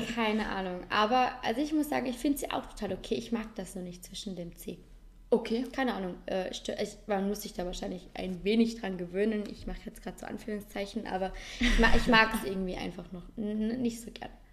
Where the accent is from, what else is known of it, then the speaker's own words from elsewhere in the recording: Vorarlberg, Austria; bei uns in Vorarlberg